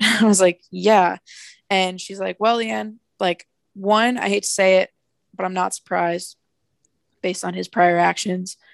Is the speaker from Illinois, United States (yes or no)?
no; New Jersey, United States; I'm from New Jersey